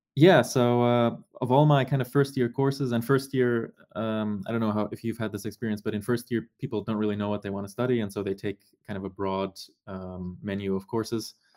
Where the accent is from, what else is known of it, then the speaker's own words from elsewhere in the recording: Germany; moved away as an adult; also born or lived in Canada; I grew up in Germany